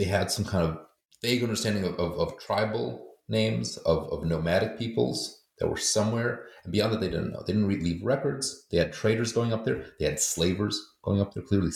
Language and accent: English; United States; also born or lived in Poland; I grew up in America, but was going to school in Poland